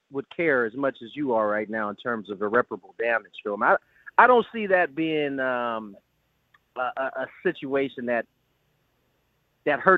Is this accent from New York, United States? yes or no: no; Cleveland, Ohio, United States; I'm from Cleveland.